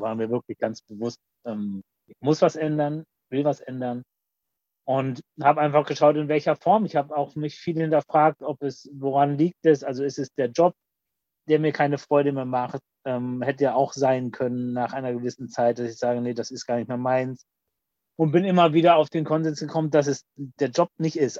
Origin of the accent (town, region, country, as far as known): Mannheim, Baden-Württemberg, Germany; born or raised there; also born or lived in Kappeln, Schleswig-Holstein / Oldenburg, Lower Saxony